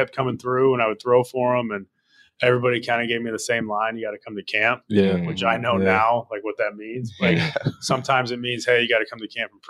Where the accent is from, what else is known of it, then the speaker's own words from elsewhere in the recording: Lake Bluff, Illinois, United States; also born or lived in California; I claim Chicago. I claim, I say I'm from the suburbs of Chicago. I don't claim the city that hard, although I want to.